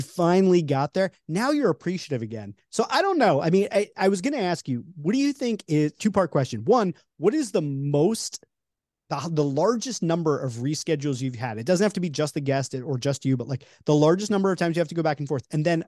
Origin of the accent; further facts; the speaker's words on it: New York, United States; I'm from New York, so you know that's like a big one for me.